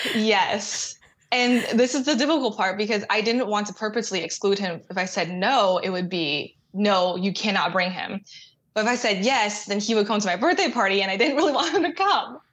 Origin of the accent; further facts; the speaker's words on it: Austin, Texas, United States; I grew up in Austin